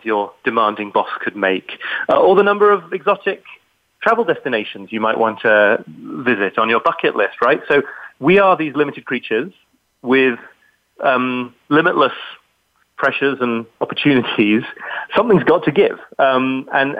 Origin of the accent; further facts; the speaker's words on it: United Kingdom; accent: British; people hear my British accent